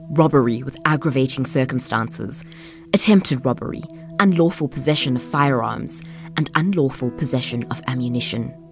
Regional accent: Pretoria, Gauteng, South Africa; I am from Pretoria.

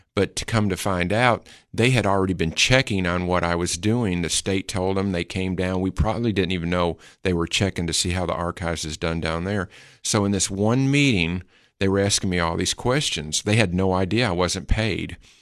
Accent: Putnam County, Tennessee, United States; also born or lived in Detroit, Michigan; I always feel like I'm a Putnam County-an. Um, even though I was born in Detroit, but we were here my whole life

